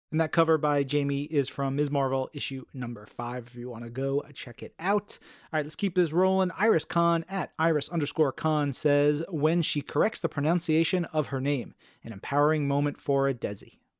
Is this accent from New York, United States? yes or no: yes; New York, United States